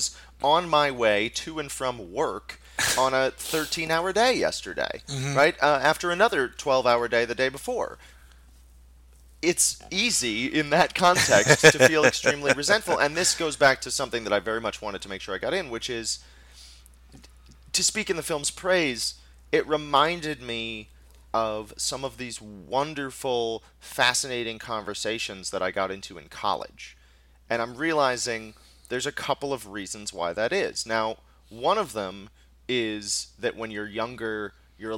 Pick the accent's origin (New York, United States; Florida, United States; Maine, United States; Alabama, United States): New York, United States; New York City; as a New Yorker